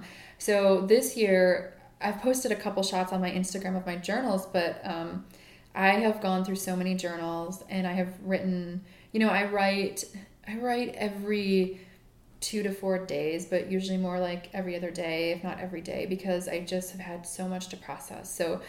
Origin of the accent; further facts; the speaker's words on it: Midwest, United States; I don't really think of myself as a Midwesterner, although I am.